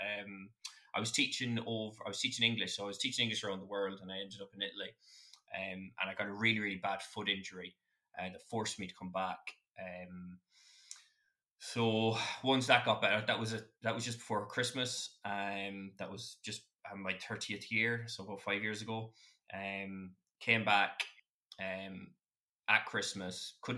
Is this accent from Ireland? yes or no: yes; Westport, Connacht, Ireland; I'm from Westport, so I'd see Kirkpatrick